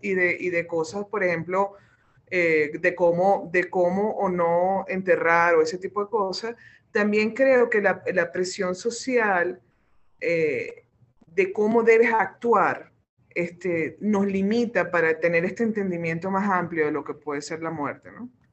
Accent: Venezuela

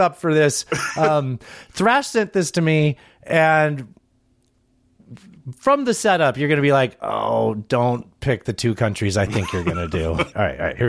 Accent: California, United States; I'm from California

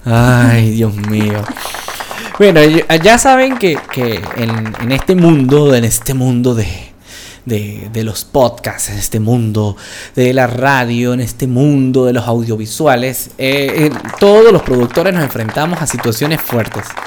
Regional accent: Venezuela; now in Colombia; nosotros somos extranjeros en Colombia, porque somos venezolanos, pero tenemos tiempo ya en Colombia.

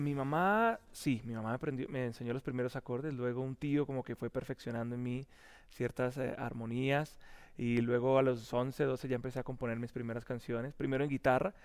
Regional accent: Bogotá, Colombia; born or raised there; also born or lived in Puerto la Cruz, Venezuela

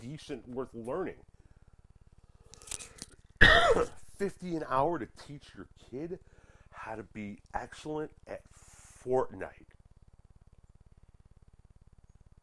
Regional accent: Chicago, Illinois, United States; We grew up in the Chicagoland area

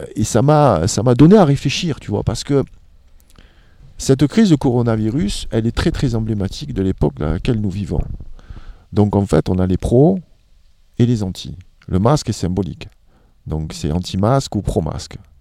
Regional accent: France; En tant que Français

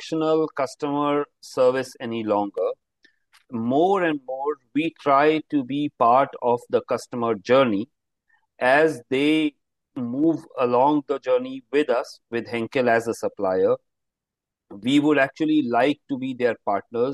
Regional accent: Himalayan mountains, northern India, India; now in Mumbai, India; I am actually from the Himalayan mountains, a cold place in the north of India

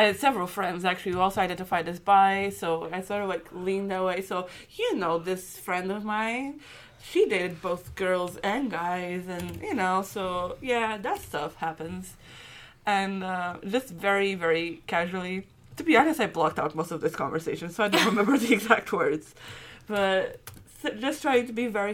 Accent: Portugal; moved away as an adult; now in Scotland, United Kingdom; I'm from Portugal, heavily Catholic country

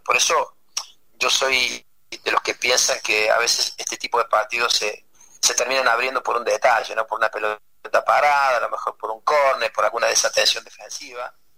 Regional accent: Argentina; moved away as an adult; now in United States; me tuve que salir de la Argentina a trabajar a otro país porque mi país no, no, no conseguía trabajo

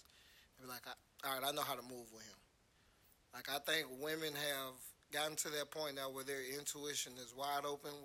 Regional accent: Atlanta, Georgia, United States; I'm from Atlanta

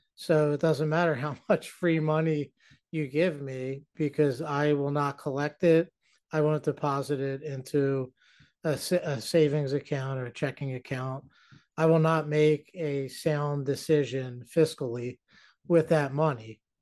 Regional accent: New Jersey, United States; I'm from New Jersey

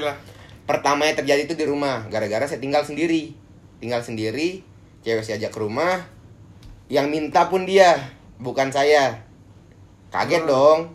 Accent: Mataram, West Nusa Tenggara, Indonesia; moved away as an adult; also born or lived in Bandung; di lingkungan gua, dari desa gua main, terus pertengahan kota, yang Mataram gua bilang tuh pertengahan kota, bukan pusat-, pusat kota

